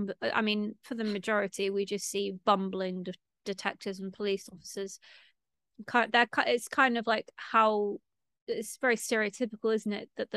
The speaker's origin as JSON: {"language": "English", "town": "Stockport", "region": "North West England", "country": "United Kingdom", "said": "I'm not actually a Mancunian. Like, technically, I'm a Stocktarian. I'm from Stockport, which is next to Manchester."}